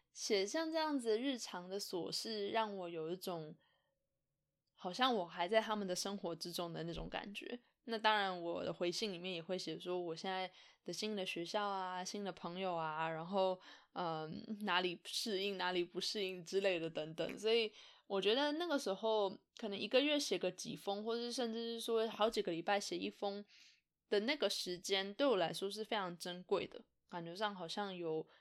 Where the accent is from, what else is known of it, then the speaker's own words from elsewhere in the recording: Taiwan; moved away as an adult; now in Canada; 就是我在搬来加拿大的这些年，我是怎么样跟台湾的朋友维持联络的